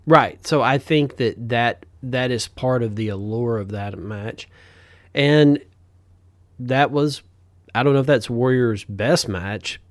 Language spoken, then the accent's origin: English; the South, United States; we're from the South.